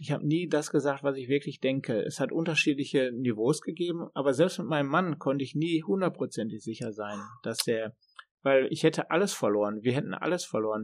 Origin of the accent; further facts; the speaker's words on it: Germany; now in Sweden; als Deutscher kann man ja hier gut leben